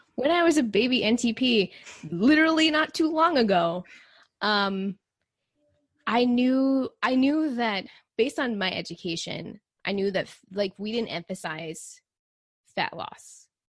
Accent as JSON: {"language": "English", "region": "Texas", "country": "United States", "tie": "born or raised there", "said": "I grew up in Texas, and so it's really hot"}